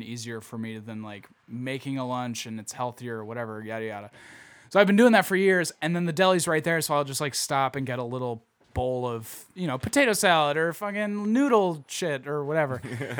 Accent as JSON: {"language": "English", "region": "Midwest", "country": "United States", "said": "I mean, I'm from the Midwest, so I feel like it's part of, it's like in my blood, you know?"}